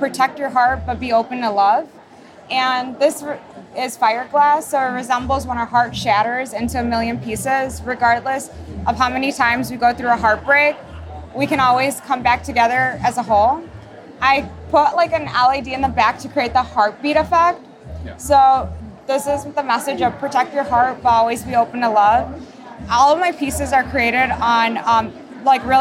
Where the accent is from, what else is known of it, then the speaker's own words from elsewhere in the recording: Chicago, Illinois, United States; I'm from Chicago, Illinois